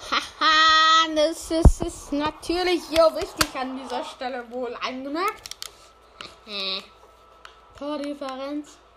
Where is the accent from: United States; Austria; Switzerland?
United States; Also ich bin ein Idiot aus Amerika. Bin aus, bin aus Amerika.